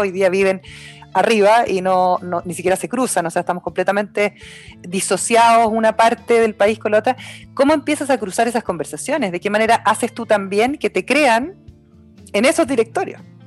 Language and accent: Spanish; Osorno, Los Lagos, Chile; now in Santiago, Chile; yo nací, nací y criada en Osorno